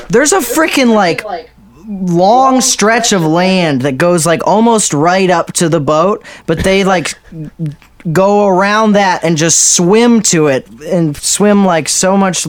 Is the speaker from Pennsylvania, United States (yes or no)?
yes; Pennsylvania, United States; I'm from Pennsylvania.